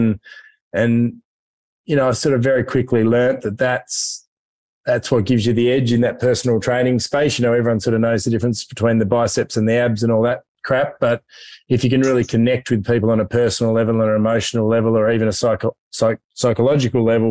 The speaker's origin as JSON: {"language": "English", "town": "Hobart", "region": "Tasmania", "country": "Australia", "tie": "born or raised there", "moved": "yes", "said": "I'm a Tassie boy. I grew up in Hobart."}